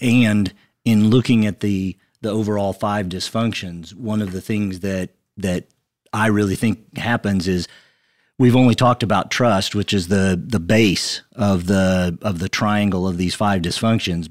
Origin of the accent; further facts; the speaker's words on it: Western Kansas, United States; I grew up in a small town in Western Kansas. I have one brother. He's older than I am